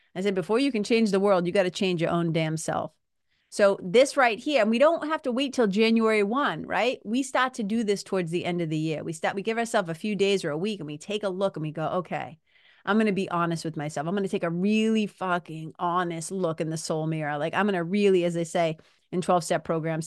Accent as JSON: {"language": "English", "town": "Lawrence", "region": "Massachusetts", "country": "United States", "tie": "born or raised there", "also_born_or_lived": "Boston, Massachusetts", "said": "I grew up in Lawrence, Mass-, Lawrence, Massachusetts. I also grew up in Boston, Mass"}